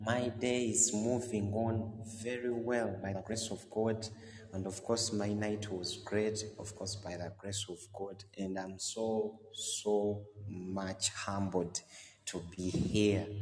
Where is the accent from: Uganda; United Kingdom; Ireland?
Uganda; moved away as an adult; now in Doha, Qatar; a man born in Uganda